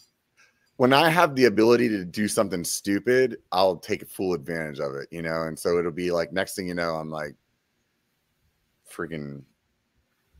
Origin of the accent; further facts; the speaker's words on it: Pennsylvania, United States; moved away; I went home to Pennsylvania